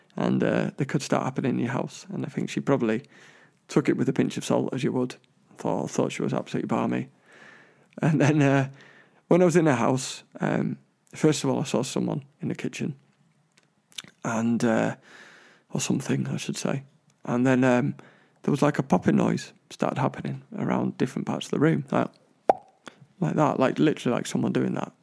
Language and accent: English; London, United Kingdom; I was born in Hammersmith